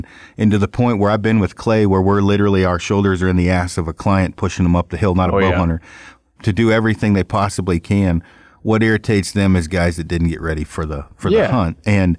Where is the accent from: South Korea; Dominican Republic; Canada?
South Korea; now in United States; when I first got here from, when I came over from Korea, it was the first year there was a draw here.